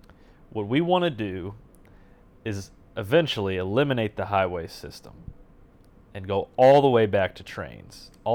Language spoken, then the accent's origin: English; Indiana, United States; we're from Indiana